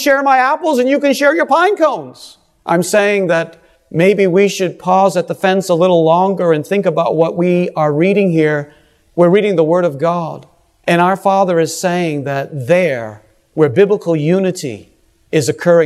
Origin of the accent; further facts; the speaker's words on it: New England, United States; I am from New England